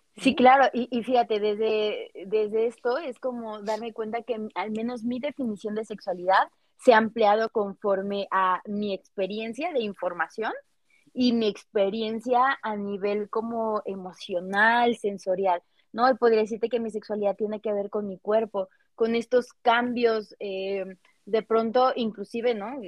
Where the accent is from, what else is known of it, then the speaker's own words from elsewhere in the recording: Cuernavaca, Morelos, Mexico; yo soy de Cuernavaca